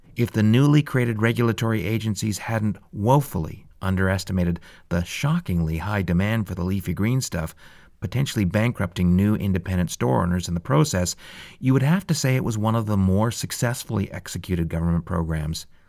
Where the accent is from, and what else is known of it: Calgary, Alberta, Canada; born or raised there